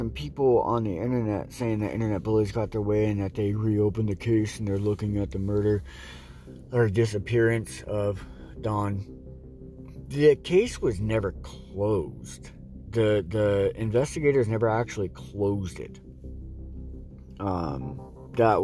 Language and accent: English; United States; we as American citizens